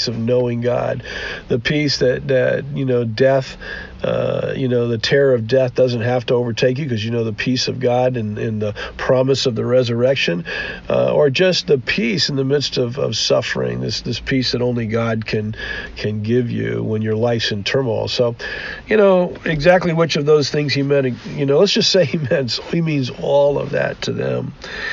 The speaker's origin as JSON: {"language": "English", "country": "United States", "said": "we as Western American Christians"}